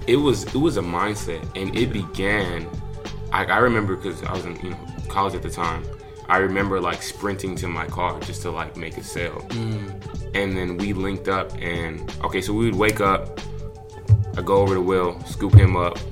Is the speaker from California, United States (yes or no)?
yes; Lakewood, California, United States; also born or lived in Inglewood, California; born in Inglewood in LA, and then you know after they started hustling, get their stuff together, paper right then they moved us to Lakewood, which is like a little suburb off of Long Beach